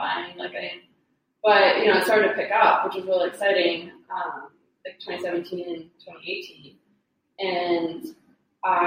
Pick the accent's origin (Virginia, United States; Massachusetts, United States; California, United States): Massachusetts, United States; Boston; I grew up in Boston, so my mom was in Dorchester